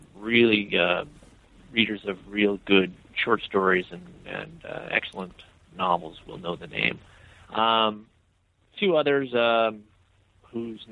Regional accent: Iowa City, Iowa, United States; now in Memphis, United States; I'm from Iowa. I'm from Iowa City, Iowa, up north

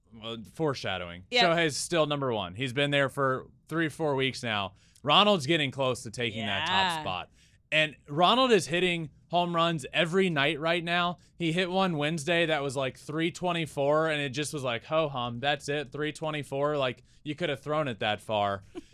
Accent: Richmond, Virginia, United States; I grew up in Richmond, where the AAA team is, going to Richmond Braves games, watching the Braves on TV every single night.

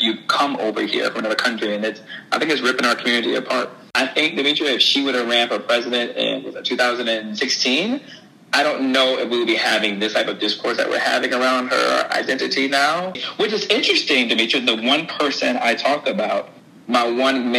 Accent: Lansing, Michigan, United States; I'm from Lansing, Michigan. To your audience, I'm from Lansing, Michigan. If Kamala came to Lansing Mall when I was growing up

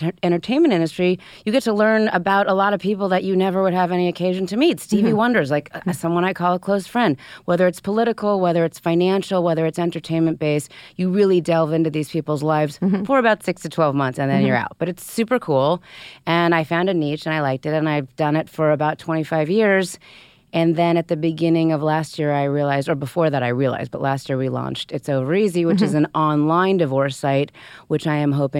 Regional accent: Southern California, United States; I'm from Southern California.

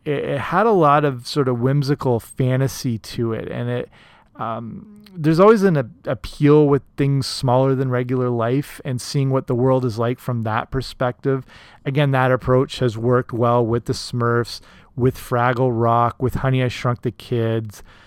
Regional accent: Canada; here in my home country of Canada

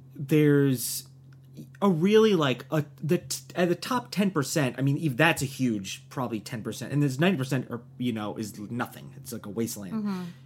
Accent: New Jersey, United States; moved away; also born or lived in New York; from New Jersey.

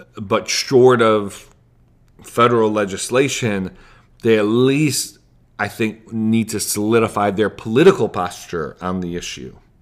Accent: United States; as an American

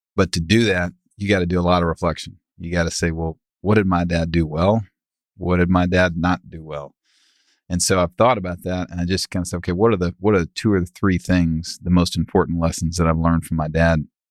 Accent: Dallas, Texas, United States; We grew up in Preston Hollow

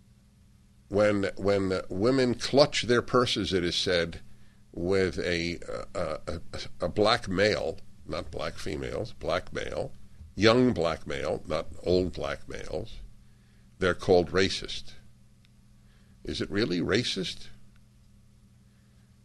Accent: New York, United States; I grew up in New York

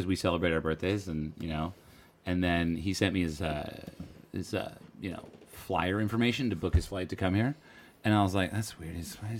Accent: Troon, Scotland, United Kingdom; I grew up in Troon. In this town of 10 to 15,000, 12,000?

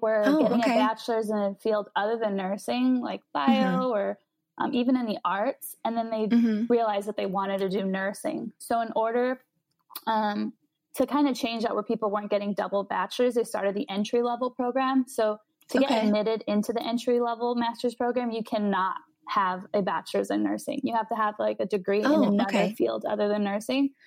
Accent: Los Angeles, California, United States; moved away as an adult; also born or lived in San Francisco, United States; now in Chicago, United States; I'm from Los Angeles area

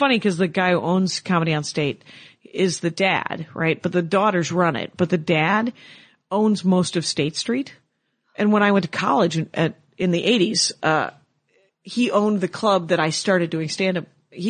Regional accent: Wisconsin, United States; moved away; I would love to come back and play in my home state again.

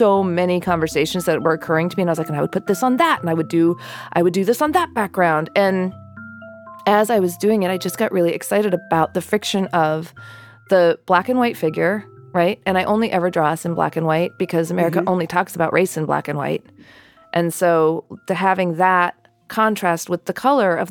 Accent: New Mexico, United States; I grew up in New Mexico

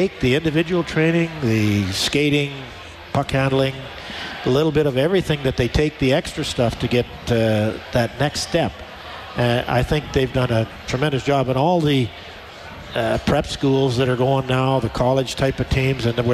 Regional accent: Wainwright, Alberta, Canada; now in Edmonton, Canada; moved back to Wainwright, which was my hometown

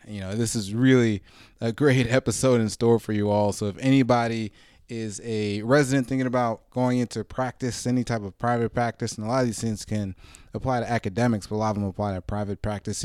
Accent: Marietta, Georgia, United States; I grew up in Atlanta myself

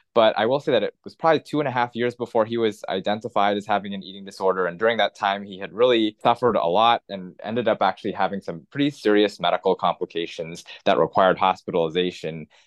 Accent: Los Angeles, California, United States; I grew up in Los Angeles in, in Southern California

